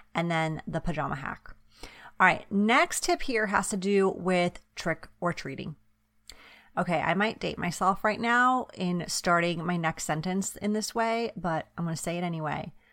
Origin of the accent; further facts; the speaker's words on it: East Coast, United States; now in West Coast, United States; I grew up on the East Coast. Now I live on the West Coast